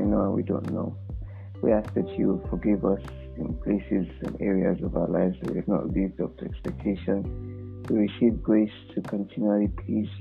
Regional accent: Nigeria; I was born in Nigeria

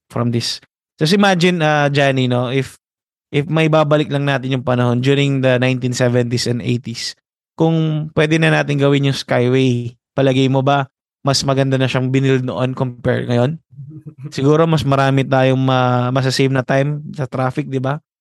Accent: Philippines; our morale as a Filipino

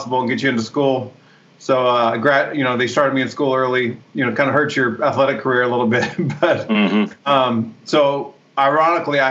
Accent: Santa Rosa, California, United States; I grew up in Northern California, Santa Rosa, about 45 minutes north of San Francisco

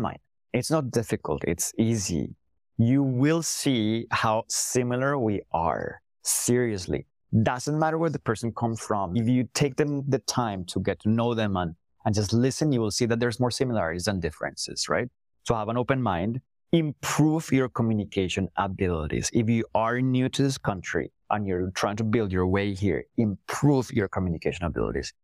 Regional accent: Colombia; first language Spanish; English is a second language; moved away as an adult; also born or lived in England; now in Toronto, Canada; I'm Colombian born and raised

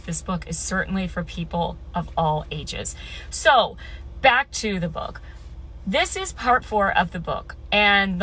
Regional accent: Midwest, United States; I grew up in the Midwest

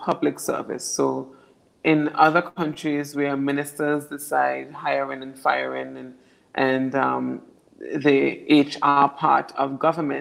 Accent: Anguilla; we are British overseas territory

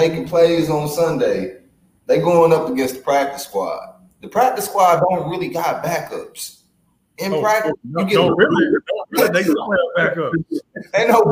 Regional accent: St. Louis, Missouri, United States; I'm from St. Louis

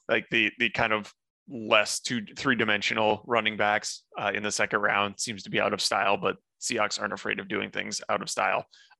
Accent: North Dakota, United States; I grew up in North Dakota

